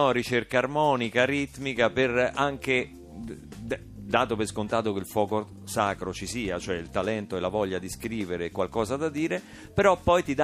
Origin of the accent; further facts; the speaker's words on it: Rome, Lazio, Italy; Di Roma, sono di, di qui.